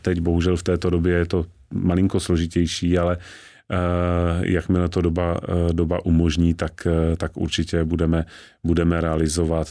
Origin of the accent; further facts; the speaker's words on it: Znojmo, South Moravian Region, Czechia; Já sám jsem narozen ve Znojmě, což je deset kilometrů od hranic s Rakouskem